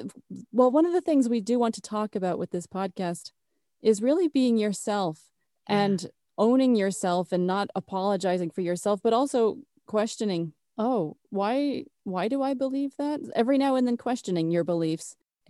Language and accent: English; Orlando, Florida, United States; also born or lived in Las Vegas; now in Texas, United States; I was born in Texas. I was a little kid in Las Vegas from like 3 to 10 years old. And then I lived in Orlando for 15 years.